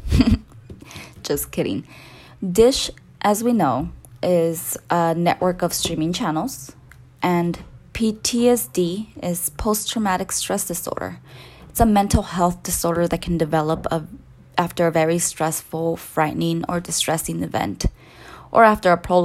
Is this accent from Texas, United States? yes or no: no; Salinas Valley, California, United States; accent: Latina; now in Bay Area, United States; I'm originally from the Salinas Valley